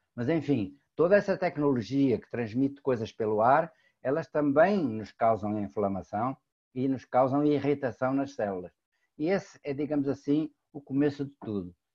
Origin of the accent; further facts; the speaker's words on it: Portugal; moved away; also born or lived in Brazil; sou português de, naturalidade brasileira por opção